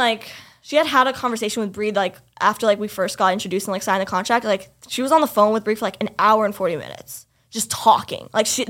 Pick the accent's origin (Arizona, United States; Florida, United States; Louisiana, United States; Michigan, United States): Florida, United States; first language English; moved away as an adult; now in New York, United States; And I had said Florida. And like, I came from Florida.